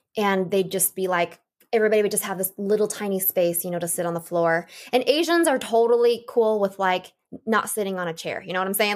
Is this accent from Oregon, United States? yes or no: yes; Portland, Oregon, United States; I was born in Portland, Oregon. I was the fifth of six children, and I had a really normal childhood up until the age of seven